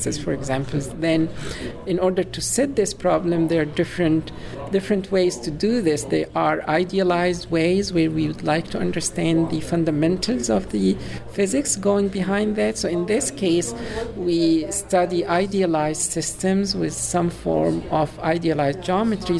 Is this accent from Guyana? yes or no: no; Cairo, Cairo Governorate, Egypt; moved away as an adult; also born or lived in Illinois, United States; now in Urbana-Champaign, United States; I am from Egypt, Cairo specifically, and I came to the U.S. for my PhD